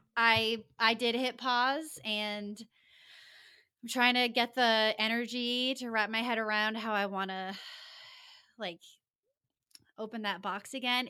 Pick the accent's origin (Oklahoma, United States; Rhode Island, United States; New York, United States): Rhode Island, United States; moved away as an adult; also born or lived in Los Angeles, California; I grew up in Rhode Island, the tiniest state